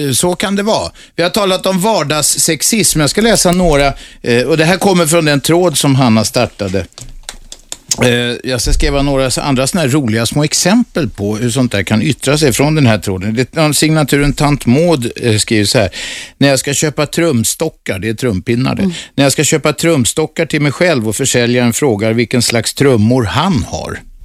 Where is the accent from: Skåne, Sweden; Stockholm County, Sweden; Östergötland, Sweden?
Stockholm County, Sweden; Stockholm; also born or lived in Södermalm, Stockholm; Jag är född på Kungsholmen